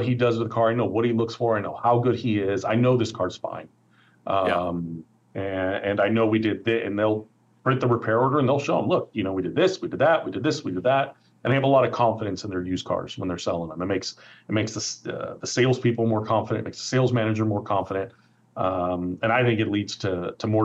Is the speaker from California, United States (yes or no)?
yes; Oakland, California, United States; I grew up in Oakland. I've lived here my entire life